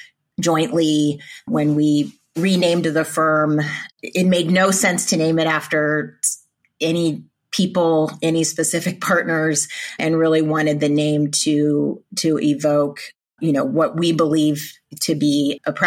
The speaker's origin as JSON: {"language": "English", "area": "Central Valley", "region": "Northern California", "country": "United States", "said": "I am originally from California, but Northern California, the Central Valley."}